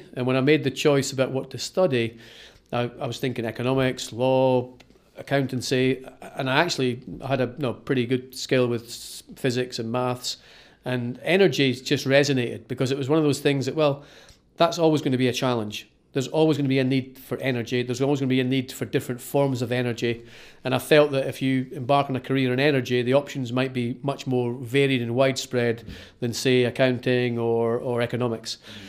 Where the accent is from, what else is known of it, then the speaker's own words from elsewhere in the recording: Kirkcaldy, Scotland, United Kingdom; Well, I grew up in Kirkcaldy, in Fife, on the east coast of Fife, and that's where I went to school.